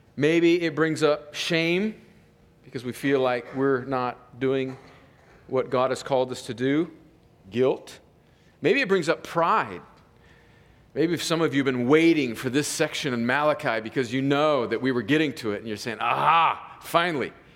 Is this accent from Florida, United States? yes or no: no; Southern California, United States; I grew up in a in Southern California where there was just crops everywhere